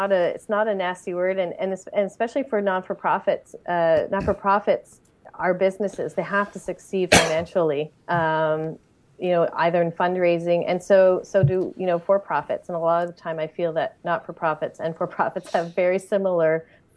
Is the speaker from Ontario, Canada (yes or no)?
no; Montreal, Quebec, Canada; I grew up in Montreal